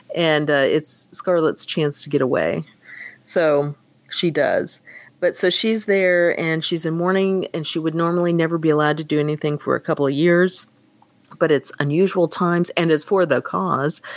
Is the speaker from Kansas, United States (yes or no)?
yes; Kansas, United States; moved away as an adult; I grew up in Kansas